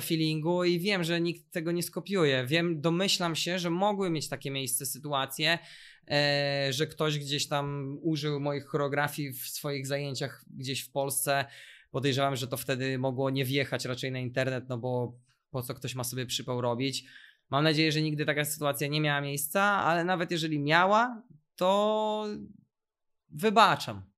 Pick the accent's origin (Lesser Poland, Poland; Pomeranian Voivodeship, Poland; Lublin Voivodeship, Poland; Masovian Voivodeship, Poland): Masovian Voivodeship, Poland; Warsaw; u nas w Warszawie